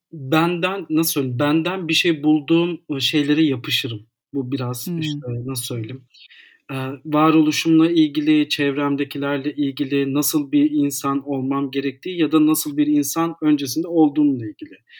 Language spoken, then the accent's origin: Turkish; Istanbul, Turkey; 1991'de doğdum. İstanbul'da e, doğdum. İstanbul'da tüm eğitimimi sürdürüyorum.